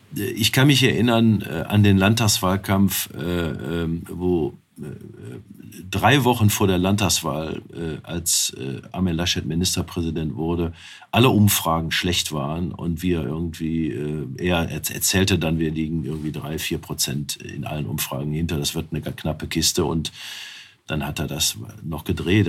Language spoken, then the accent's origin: German; Wuppertal, North Rhine-Westphalia, Germany; in meiner Geburtsstadt Wuppertal